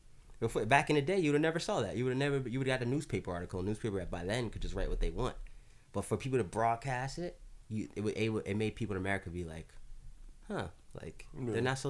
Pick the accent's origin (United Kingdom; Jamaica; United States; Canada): Jamaica; Like we're from, like even us, me and Asante, we're from Jamaica, per se.